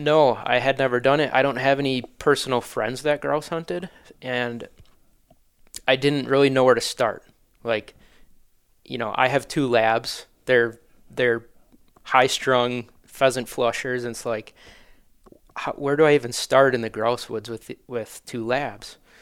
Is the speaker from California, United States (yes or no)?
no; Manitowoc, Wisconsin, United States; I'm born and raised in Manitowoc